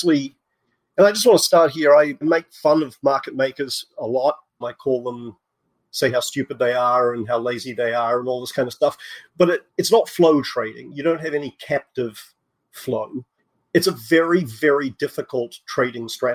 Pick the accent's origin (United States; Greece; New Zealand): New Zealand; moved away as an adult; also born or lived in England; I was born in New Zealand. I did my undergrad in physics there.